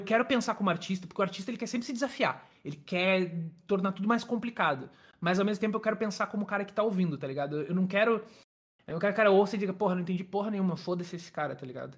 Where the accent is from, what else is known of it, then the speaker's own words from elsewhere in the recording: Rio Grande do Sul, Brazil; eu sou aqui do Rio Grande do Sul